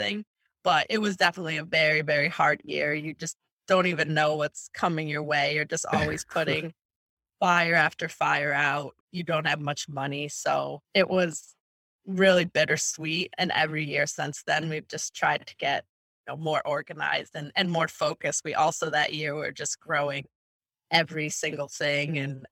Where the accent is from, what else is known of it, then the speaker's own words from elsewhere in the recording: Buffalo, New York, United States; moved away as an adult; also born or lived in Hartford, Connecticut; now in Rhode Island, United States; I'm originally from Buffalo, New York, and I left there to go to college in Hartford, Connecticut.